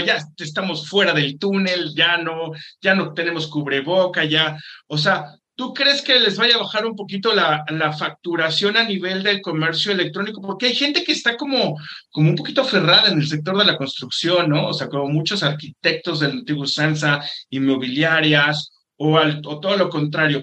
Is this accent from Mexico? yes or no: yes; Mexico; yo también como mexicano